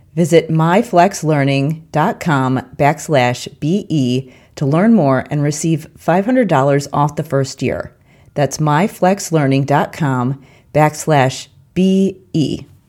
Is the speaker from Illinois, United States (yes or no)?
yes; Chicago, Illinois, United States; now in Bloomington, United States; I grew up in the Chicago area